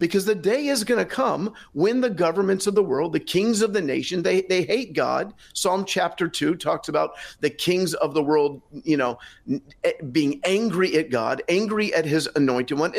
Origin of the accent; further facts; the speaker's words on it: United States; now in Israel; I'm fluent in Hebrew, I'm American by birth